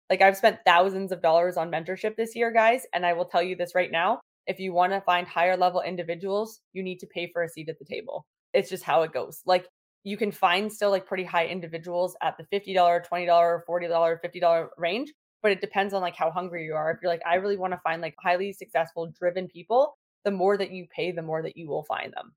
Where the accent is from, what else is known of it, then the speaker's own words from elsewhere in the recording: Toronto, Ontario, Canada; now in Sarnia, Canada; I'm from Toronto